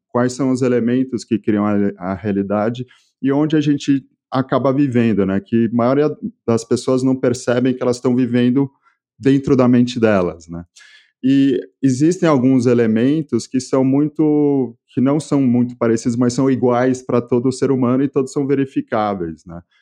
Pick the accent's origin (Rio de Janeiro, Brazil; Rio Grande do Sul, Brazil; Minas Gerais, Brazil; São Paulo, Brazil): São Paulo, Brazil; accent: Brazilian; also born or lived in France; E eu nasci em São Paulo, no Brasil, e eu morei praticamente minha vida toda aqui